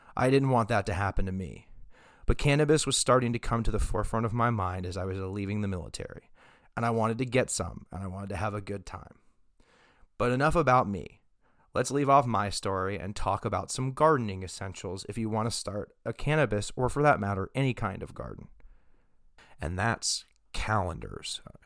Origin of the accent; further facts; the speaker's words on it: Texas, United States; now in Oregon, United States; I am not originally from Oregon. However, I was born in Texas